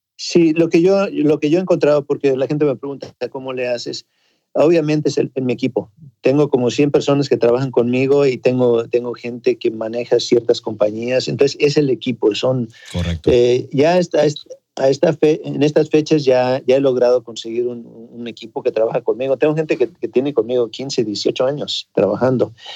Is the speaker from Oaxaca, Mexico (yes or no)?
no; Ensenada, Baja California, Mexico; moved away; also born or lived in Acapulco / Mexico City; yo nací en Ensenada, pero eh, viajábamos, mi papá se cambiaba a Acapulco, en la hotelería, luego a la Ciudad de México, pero prácticamente en Ensenada crecí.